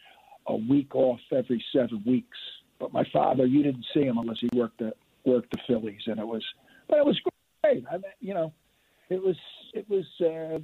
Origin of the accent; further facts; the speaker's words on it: Delaware County, Pennsylvania, United States; being from Delaware County